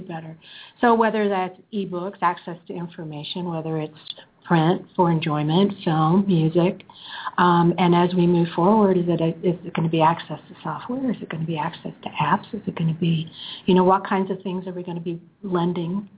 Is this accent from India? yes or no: no; Canada; now in Chattanooga, United States; I'm Canadian originally